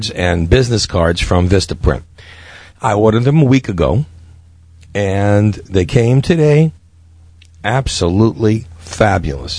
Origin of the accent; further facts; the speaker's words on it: New York City, New York, United States; me growing up in Brooklyn